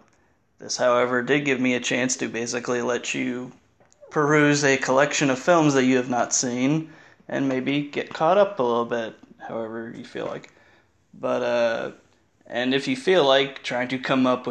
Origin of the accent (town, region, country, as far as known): Indiana, United States; born or raised there